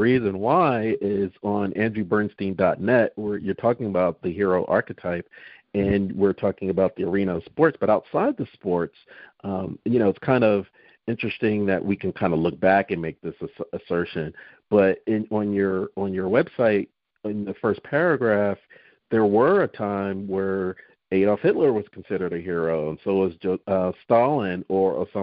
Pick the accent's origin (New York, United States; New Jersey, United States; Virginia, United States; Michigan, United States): New Jersey, United States; I'm from New Jersey, so I'm from South Jersey